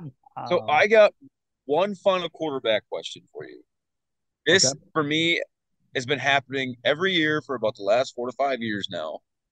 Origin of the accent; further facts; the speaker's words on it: Fargo, North Dakota, United States; I'm a big Carson Wentz guy. I'm from the Fargo area.